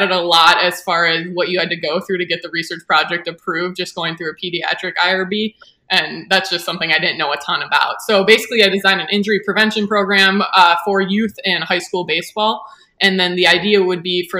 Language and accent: English; West Bend, Wisconsin, United States; also born or lived in Cleveland; So I grew up in West Bend, Wisconsin. I've kind of born and raised here